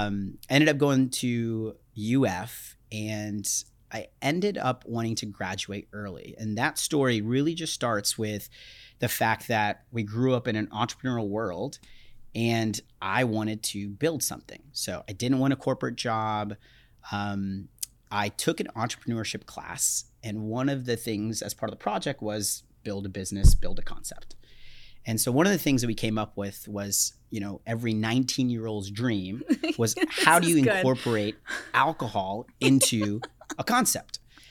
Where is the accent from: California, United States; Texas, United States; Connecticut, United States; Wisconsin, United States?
Texas, United States; Dallas; born there; also born or lived in Florida; So yeah, so I was born in Dallas, Texas. As I mentioned, we bounced around a lot, ended up in Florida.